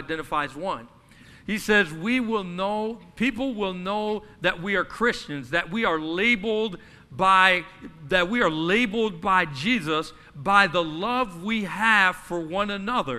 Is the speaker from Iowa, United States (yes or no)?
yes; Cedar Rapids, Iowa, United States; I grew up in Cedar Rapids, Iowa, and I was less than 10% of our demographic